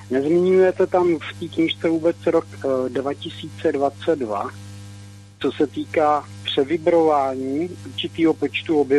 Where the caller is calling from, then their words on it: Česká Lípa, Liberec Region, Czechia; z Český Lípy Zdravím pana VK